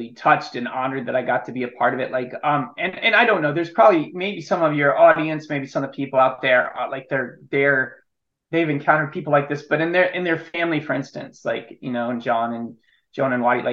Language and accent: English; Illinois, United States; Yeah, I grew up in Illinois. I grew up in the Midwest